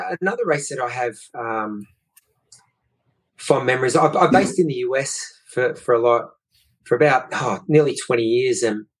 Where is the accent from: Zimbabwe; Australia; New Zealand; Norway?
Australia; Geelong, Victoria; growing up in Geelong, you'd know that Melbourne's a great sporting city